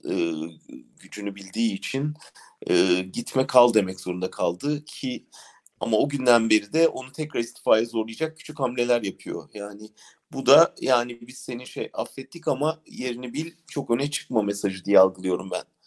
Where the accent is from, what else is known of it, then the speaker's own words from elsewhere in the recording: Ankara, Turkey; ben de doğrusu bir Ankaralı olarak